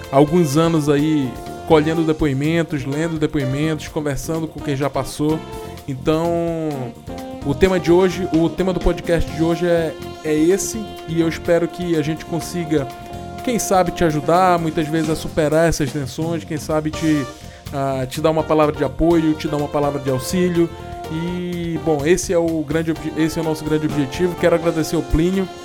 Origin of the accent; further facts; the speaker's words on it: Goiânia, Goiás, Brazil; Para quem não sabe, eu sou de Goiânia, terra do Pequi.